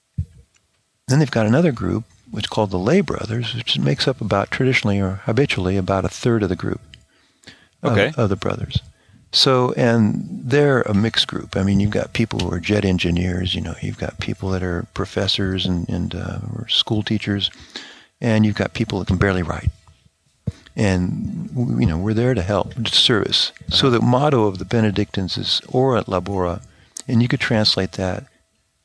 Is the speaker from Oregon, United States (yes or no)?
yes; Oregon, United States; also born or lived in France; now in Oklahoma, United States; I grew up in Oregon.